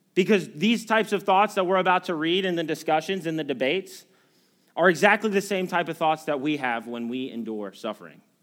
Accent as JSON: {"language": "English", "country": "United States", "said": "as Americans"}